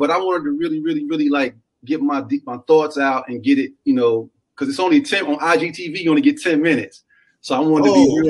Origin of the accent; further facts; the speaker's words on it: Knoxville, Tennessee, United States; also born or lived in Nashville; I was born in Nashville, Tennessee, in Meharry Hospital, Davidson County, for people who know that. But I didn't live there like long. As soon as I was born, my parents moved to Knoxville